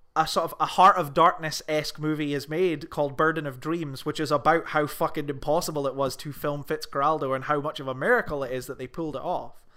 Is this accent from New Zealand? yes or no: no; Scotland, United Kingdom; I'm Scottish